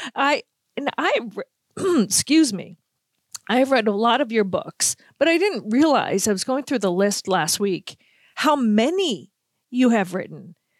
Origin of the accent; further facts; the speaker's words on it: Boston, Massachusetts, United States; now in Minnesota, United States; my hometown Bruins